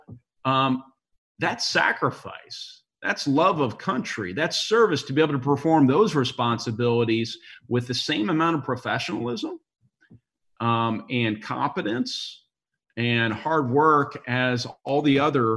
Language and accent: English; Indiana, United States; You know, you came from New Jersey. I came from Indiana.